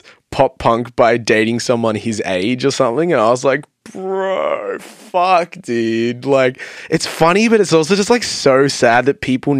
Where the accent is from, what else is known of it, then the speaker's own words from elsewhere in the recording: Melbourne, Victoria, Australia; they still had a good audience, but it was like half the size of us because we're like from Melbourne.